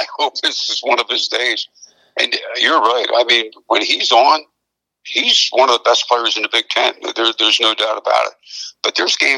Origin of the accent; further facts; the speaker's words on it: Philadelphia, Pennsylvania, United States; I'm from the Philadelphia area